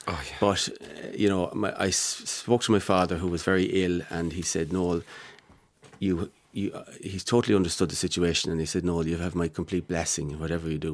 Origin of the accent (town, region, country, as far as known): Mullingar, Westmeath, Ireland; born or raised there